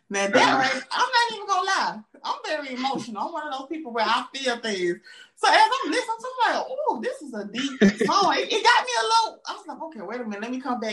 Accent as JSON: {"language": "English", "region": "Georgia", "country": "United States", "said": "I'm from Georgia. You hear my accent"}